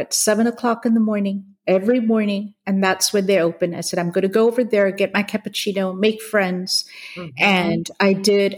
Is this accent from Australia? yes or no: no; Hong Kong; moved away as an adult; also born or lived in India / California; So I grew up in Hong Kong. I was born in India, moved to Hong Kong, grew up in Hong Kong